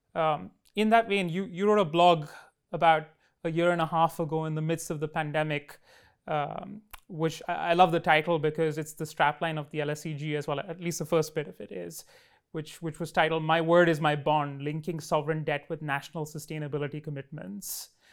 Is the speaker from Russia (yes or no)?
no; Delhi, India; in my hometown of Delhi